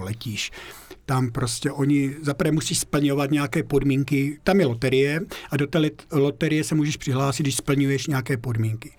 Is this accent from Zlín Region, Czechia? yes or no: yes; Moravian Slovakia, near Uherské Hradiště, Zlín Region, Czechia; moved away as an adult; now in Austria; já pocházím ze, Slova, ze Slovácka, jo, žil jsem tam vlastně 25 let, no, no 25 let a ten kraj miluju kolem Uherského radiště